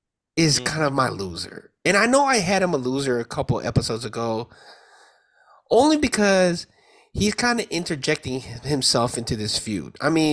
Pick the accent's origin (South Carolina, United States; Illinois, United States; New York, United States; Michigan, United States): Illinois, United States; Chicago; as a Chicagoan representative